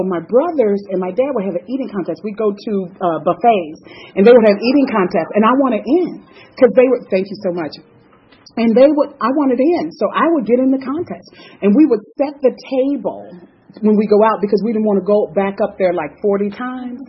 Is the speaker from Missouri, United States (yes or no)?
yes; St. Louis, Missouri, United States; I'm from the Midwest. I'm from St. Louis, Missouri. And all my summers were spent in Mississippi.